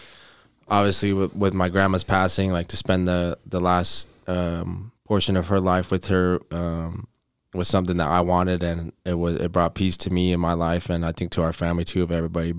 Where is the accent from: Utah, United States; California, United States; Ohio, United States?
Utah, United States; Provo; also born or lived in Las Vegas, Nevada; Growing up in Las Vegas and then moving here to Utah